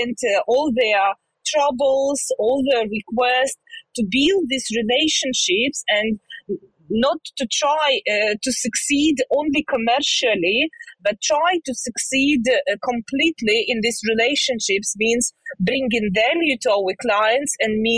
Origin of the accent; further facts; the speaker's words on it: Zhytomyr, Zhytomyr Oblast, Ukraine; I'm originally from Ukraine. I lived in Ukraine all my life. It's a town near side Kyiv, it's Zhytomyr, where I was born